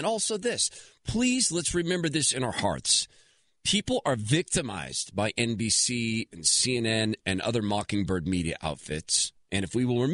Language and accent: English; West Coast, United States; I am from the West Coast